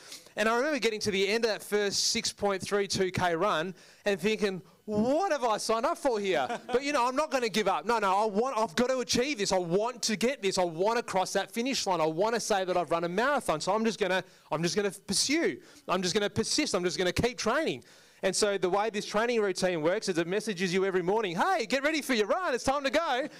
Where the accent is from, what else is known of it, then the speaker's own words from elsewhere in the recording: India; you're Indian and I'm Indian, so this is going to be a tough deal, but I'm not dropping my price.